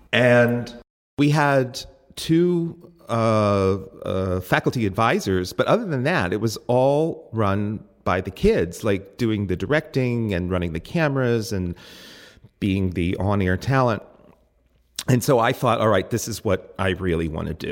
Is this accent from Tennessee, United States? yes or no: no; Reading, Pennsylvania, United States; I was born in Redding, Pennsylvania